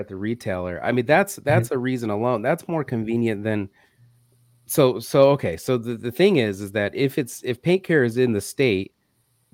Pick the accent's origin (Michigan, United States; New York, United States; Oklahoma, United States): Michigan, United States; moved away; I used to live in Michigan. I grew up in Michigan